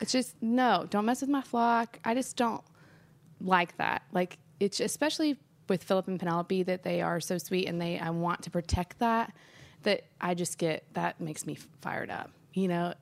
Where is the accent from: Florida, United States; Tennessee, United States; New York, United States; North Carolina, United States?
Tennessee, United States; Nashville; also born or lived in Memphis; since I grew up here in Nashville